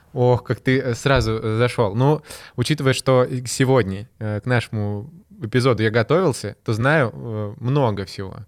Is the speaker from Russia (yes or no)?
no; Ukraine; я сам с Украины